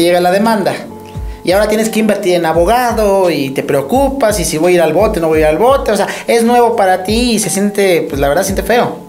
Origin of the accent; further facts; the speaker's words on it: Ecatepec, State of Mexico, Mexico; soy de la Ciudad de México, eh, Catepec, zona metropolitana